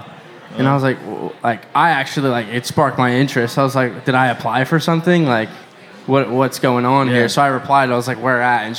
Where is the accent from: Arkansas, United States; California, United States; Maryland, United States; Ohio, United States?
Maryland, United States; moved away as an adult; now in Texas, United States; I grew up in Maryland